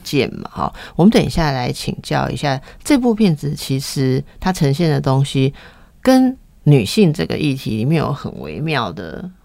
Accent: Taipei, Taiwan; 我从小在大道城长大的

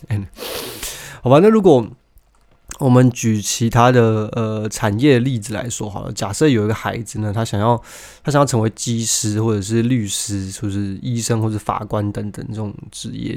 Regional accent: Taiwan; 那我们身为台湾人

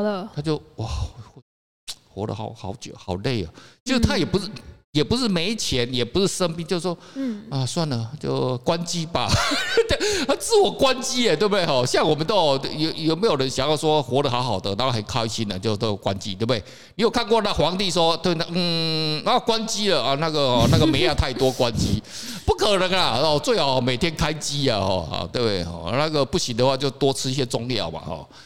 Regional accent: Taiwan; moved away; also born or lived in Japan / Spain; 我们台湾人

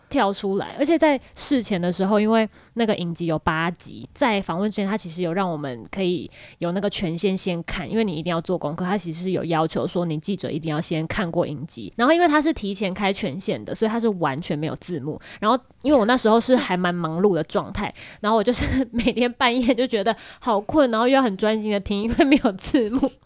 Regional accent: Taiwan; 我是来自台湾

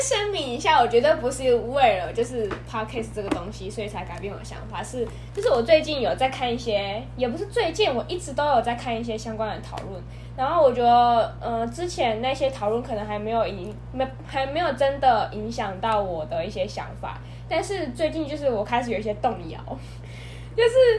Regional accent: southern Taiwan, Taiwan; 我是一个土生土长的南部人

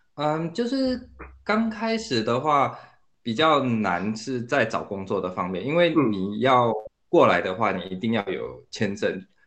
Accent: Singapore; also born or lived in Taiwan; now in Berlin, Germany; 我其实来自新加坡，之前在台湾住了有五六年，现在人是住在德国嗯。啊，我在德国的柏林里，呃，在一间新创公司叫 Grover 里面当产品经理，呃，之前也是工程师

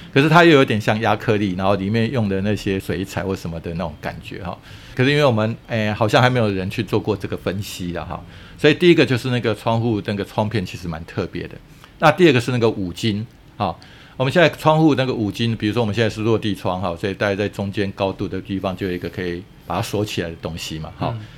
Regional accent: Taiwan; 我们台湾人

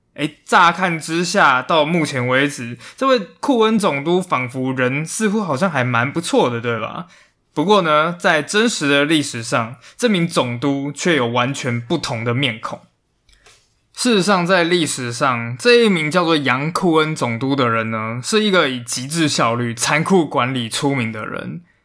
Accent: Taiwan; 我们台湾人其实也应该要比世界上其他人都还要更有国际观

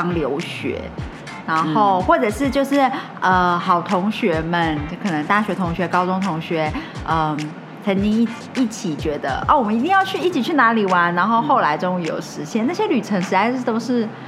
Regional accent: Taiwan; 我们台湾人

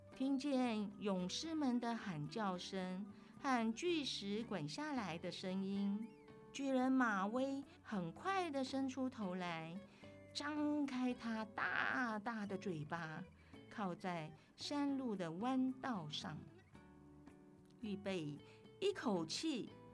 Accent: Taitung County, Taiwan; 来自台东阿美族

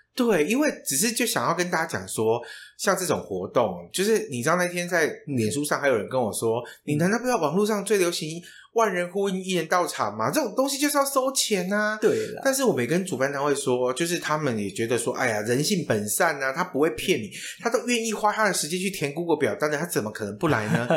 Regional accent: Taiwan; 身为台湾人

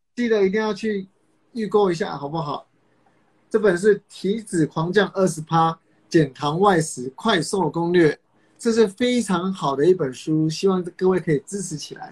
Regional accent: Kaohsiung, Taiwan; 我是高雄人，当时南部的健身房气蛮好的

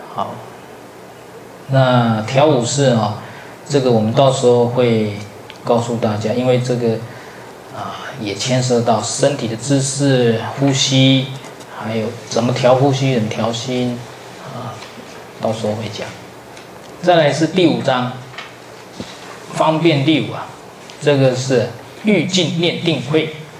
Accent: southern Taiwan, Taiwan; now in central Taiwan; 我本来是南部人，后来到北部去读书，啊，最后落脚在中部

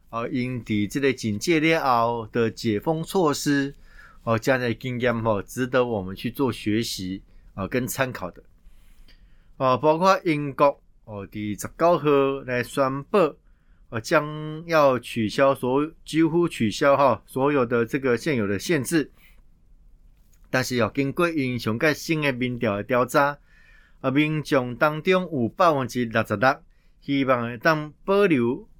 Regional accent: Taiwan; 考验的我们台湾人

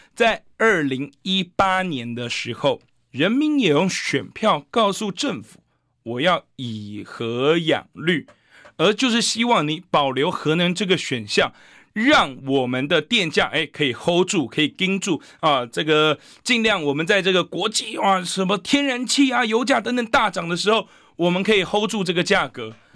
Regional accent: Taiwan; 我们台湾人不要被温水煮青蛙

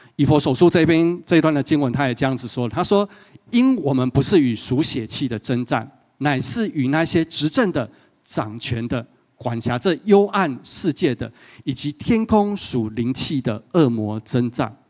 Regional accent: Yunlin County, Taiwan; also born or lived in Taipei; 从云林一路哭到台北这样子

